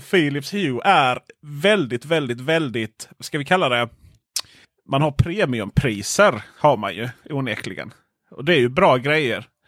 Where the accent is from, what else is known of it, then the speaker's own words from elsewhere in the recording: Blekinge, Sweden; jag är från Blekinge